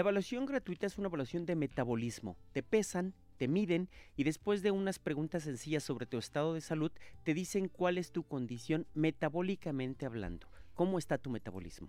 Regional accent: Monterrey, Nuevo León, Mexico; moved away; Monterrey, Nuevo León, mi tierra

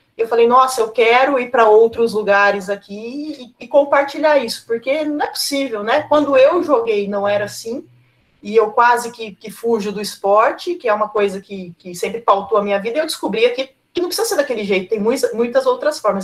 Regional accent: Cosmópolis, São Paulo, Brazil; eu sou de Cosmópolis e eu morava lá

